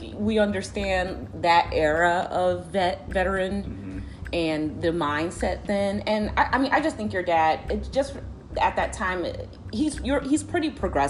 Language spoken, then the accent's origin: English; Chicago, Illinois, United States; And I'm from Chicago